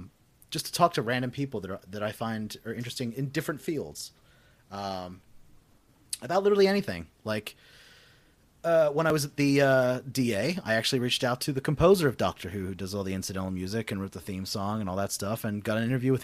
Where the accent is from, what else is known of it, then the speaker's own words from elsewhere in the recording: Western Australia, Australia; I would say I grew up in suburbs in Western Australia.